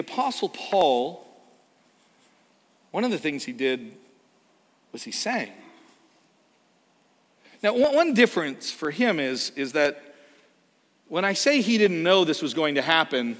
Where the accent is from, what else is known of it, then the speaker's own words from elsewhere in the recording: Canada; moved away; we are from Canada